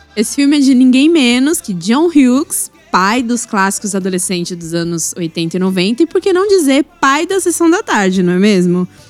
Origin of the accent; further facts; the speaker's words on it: Coruripe, Alagoas, Brazil; eu sou de Coruripe